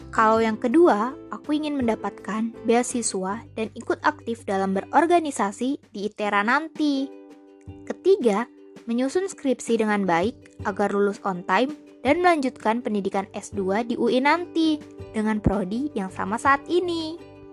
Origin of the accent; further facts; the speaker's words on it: Bekasi, West Java, Indonesia; Aku berasal dari Bekasi loh.